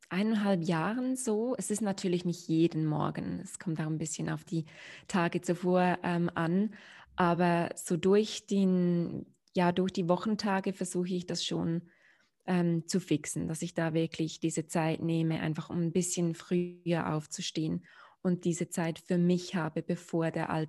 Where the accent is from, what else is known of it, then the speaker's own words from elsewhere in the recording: Switzerland; also born or lived in London; Ich bin in der Schweiz geboren und aufgewachsen